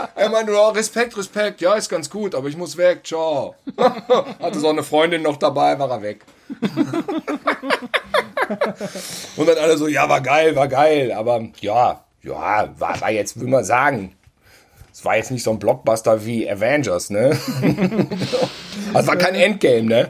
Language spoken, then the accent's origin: German; Gütersloh, North Rhine-Westphalia, Germany; moved away; bei uns in Gütersloh